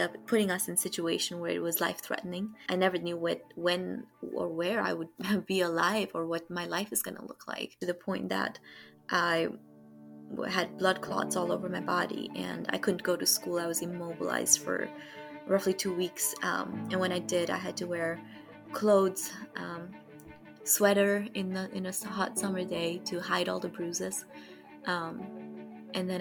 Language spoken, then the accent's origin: English; Kathmandu, Bagmati, Nepal; moved away as an adult; now in United States; I was born and raised in Kathmandu, Nepal